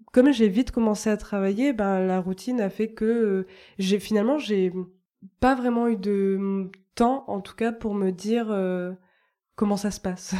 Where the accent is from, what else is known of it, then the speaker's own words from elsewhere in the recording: Lot-et-Garonne, Nouvelle-Aquitaine, France; moved away as an adult; also born or lived in Toulouse / Réunion; Je viens du Lot-et-Garonne